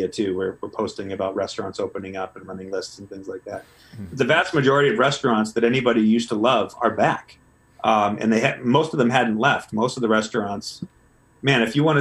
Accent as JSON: {"language": "English", "area": "Cape Cod", "region": "Massachusetts", "country": "United States", "tie": "born or raised there", "said": "I grew up on Cape Cod"}